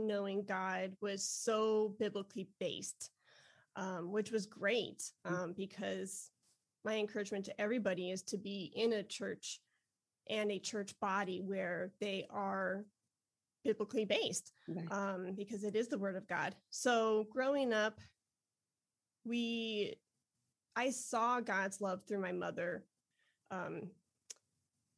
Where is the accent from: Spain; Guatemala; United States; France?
United States; Westmont, Illinois; now in Texas, United States; I grew up outside of Chicago in the suburbs called Westmont and Downers Grove. And so I'm Chi-Town all the way